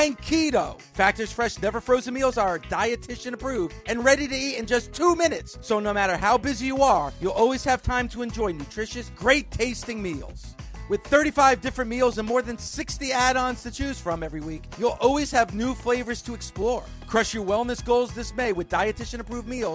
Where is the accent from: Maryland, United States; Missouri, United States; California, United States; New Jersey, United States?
New Jersey, United States; I grew up watching wrestling on Channel 47 here in New Jersey.